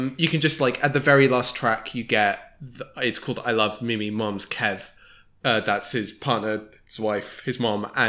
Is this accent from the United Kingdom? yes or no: yes; United Kingdom; I come to this as both a British person